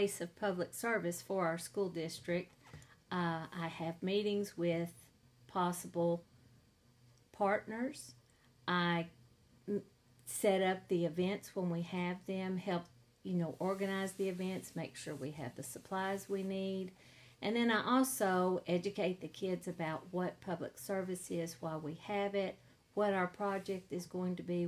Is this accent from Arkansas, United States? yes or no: yes; Hope, Arkansas, United States; I grew up in Hope. I graduated from Hope High School in 1981